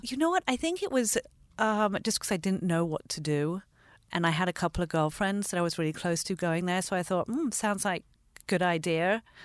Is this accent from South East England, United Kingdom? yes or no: no; London, United Kingdom; also born or lived in Los Angeles, United States; I grew up half in London and half here. So I actually lived in L A between seventy-six and eighty-three.